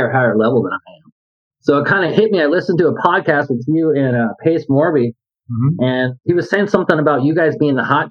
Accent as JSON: {"language": "English", "town": "San Diego", "region": "California", "country": "United States", "tie": "born or raised there", "said": "I grew up in San Diego, and I was a skateboarder"}